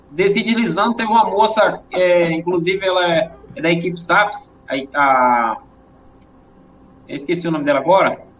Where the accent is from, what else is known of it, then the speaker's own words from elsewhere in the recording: Bahia, Brazil; eu vim do interior da Bahia, e lá no interior era, é um lugar que.